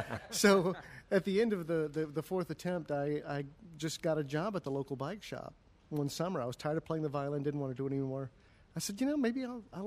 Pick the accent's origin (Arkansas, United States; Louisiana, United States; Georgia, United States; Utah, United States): Georgia, United States; Atlanta; now in Cincinnati, United States; I'm actually from Atlanta originally. I'm a Southerner in exile